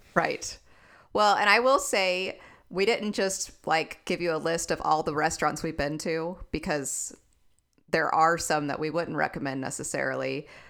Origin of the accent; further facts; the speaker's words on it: Texas, United States; I'm a Texan